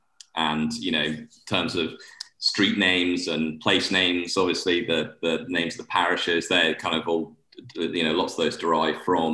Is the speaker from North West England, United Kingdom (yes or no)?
no; Scotland, United Kingdom; now in Bermuda; shorts weather all year round on the golf course, which, you know, growing up in Scotland, I love.